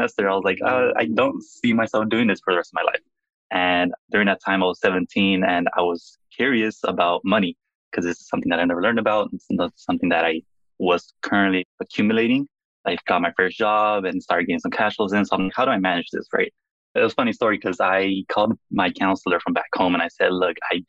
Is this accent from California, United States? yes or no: yes; Los Angeles, California, United States; moved away as an adult; now in Boston, United States; Born and raised in Los Angeles, California